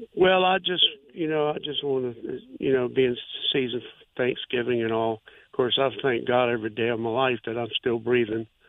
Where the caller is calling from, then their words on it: Norfolk, Virginia, United States; I'm actually calling from Portsmouth right now, but I live in Norfolk